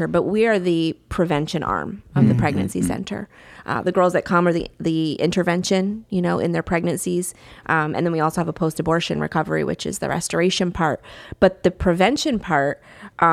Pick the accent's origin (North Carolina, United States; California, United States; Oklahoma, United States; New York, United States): New York, United States; moved away as an adult; now in Florida, United States; I moved to Florida. I'm originally from New York, lived there all my life